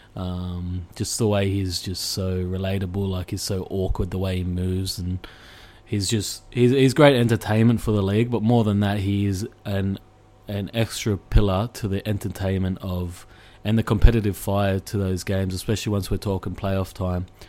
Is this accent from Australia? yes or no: yes; Australia; I'm from Australia